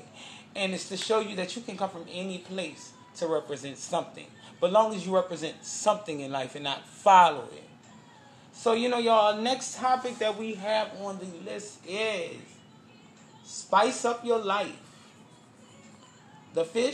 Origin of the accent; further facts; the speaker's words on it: Avondale, Louisiana, United States; I was coming from Avondale, Louisiana